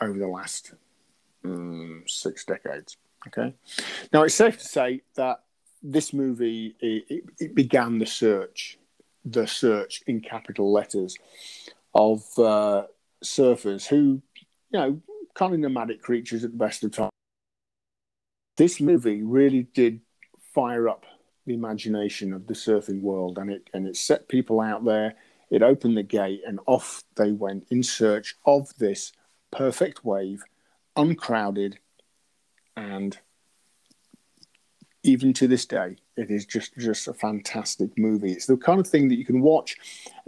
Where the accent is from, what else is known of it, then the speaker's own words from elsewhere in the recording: Lincolnshire, East Midlands, United Kingdom; I'm from Lincolnshire.